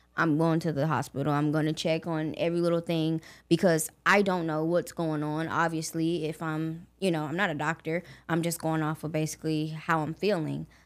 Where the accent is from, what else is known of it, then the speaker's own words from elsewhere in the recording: Augusta, Georgia, United States; I was born and raised in Augusta, Georgia